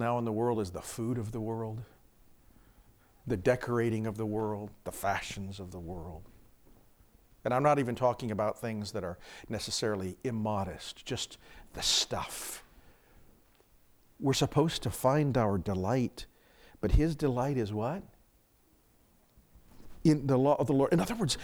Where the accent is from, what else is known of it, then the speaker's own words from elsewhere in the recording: Phoenix, Arizona, United States; moved away; I grew up in Phoenix